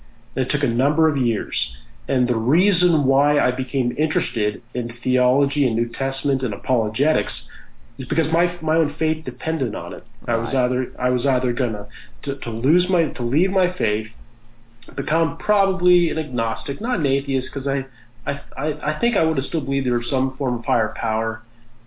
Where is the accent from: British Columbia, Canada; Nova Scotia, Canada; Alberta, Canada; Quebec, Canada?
Nova Scotia, Canada; Halifax; I grew up in Halifax, Nova Scotia, Canada. That's where I currently live with my wife